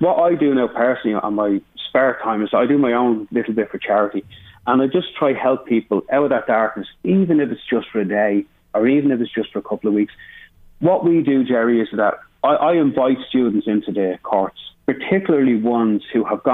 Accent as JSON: {"language": "English", "town": "Dublin", "region": "Leinster", "country": "Ireland", "tie": "born or raised there", "said": "I grew up in Finglas"}